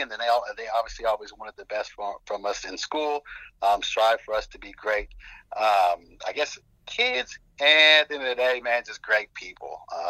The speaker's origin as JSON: {"language": "English", "town": "Norman", "region": "Oklahoma", "country": "United States", "tie": "born or raised there", "said": "I'm from Norman, Oklahoma. Grew up with three other siblings, went to grade school right here in Norman, Oklahoma. Lived here all the way through high school, played college ball here in Norman, Oklahoma as well, with the University of Oklahoma."}